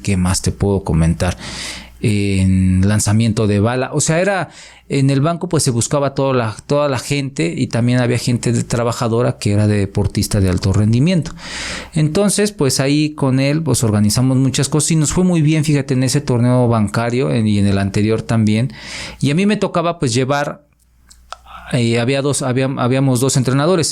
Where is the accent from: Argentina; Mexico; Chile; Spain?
Mexico; Atlixco, Puebla; yo estoy feliz aquí en mi pueblo. La verdad, eh, quiero mucho a Atlisco